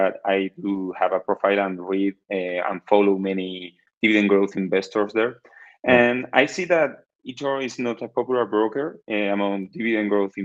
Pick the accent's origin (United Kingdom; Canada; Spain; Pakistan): Spain; Cádiz, Andalusia; English is a second language; now in Cartagena, Spain; I'm from Spain, as you already know. And I'm from the south of Spain, from Cali, but I right now live in Cartagena, is in the east of Spain